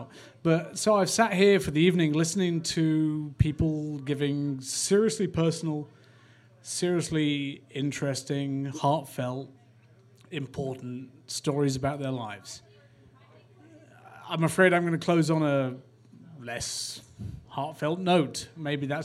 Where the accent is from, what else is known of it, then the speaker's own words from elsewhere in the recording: England, United Kingdom; I'm English